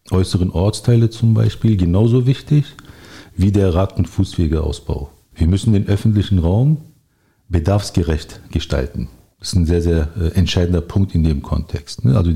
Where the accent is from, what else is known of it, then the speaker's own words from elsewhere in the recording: Berlin, Germany; now in Steglitz, Germany; bin gebürtiger Berliner, 47 Jahre alt, wohne seit 35 Jahren im Südwesten, zunächst in Friedenau, seit rund 15 Jahren in Steglitz.